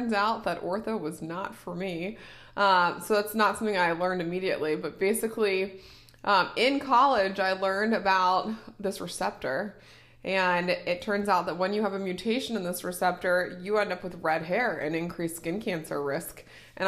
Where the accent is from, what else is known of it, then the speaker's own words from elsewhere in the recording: Cincinnati, Ohio, United States; I grew up here in Cincinnati, and that's actually where we currently live.